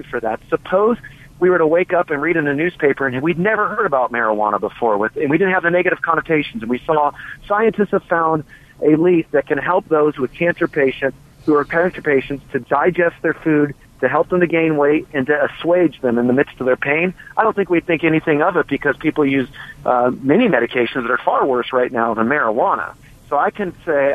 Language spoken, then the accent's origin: English; California, United States; I grew up in California myself